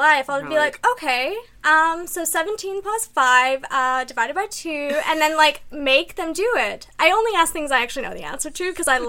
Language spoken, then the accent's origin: English; Alberta, Canada; moved away; also born or lived in Ontario; When I moved to Ontario, because I'm originally from Alberta